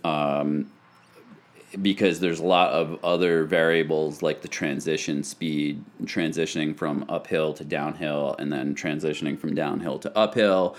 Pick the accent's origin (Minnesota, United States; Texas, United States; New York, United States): New York, United States; Plattsburgh; moved away; also born or lived in France; back in, uh, upstate New York, where I grew up in Plattsburgh